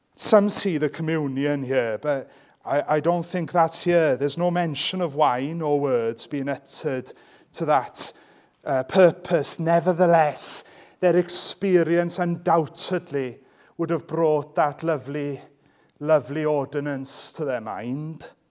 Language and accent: English; Welsh, Wales, United Kingdom; I'm Welsh